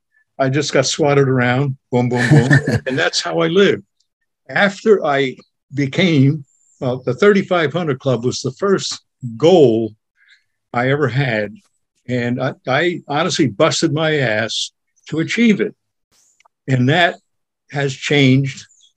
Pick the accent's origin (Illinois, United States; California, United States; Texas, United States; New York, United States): New York, United States; Buchanan; I was born and raised in New York. Excellent. I call it New York. And Westchester County, right on in Buchanan, right next to the Hudson River.